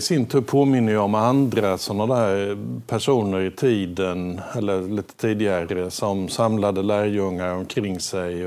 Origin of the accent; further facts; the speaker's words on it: Småland, Sweden; accent: Småländska; mitt småländska ja, ja. barndomsspråk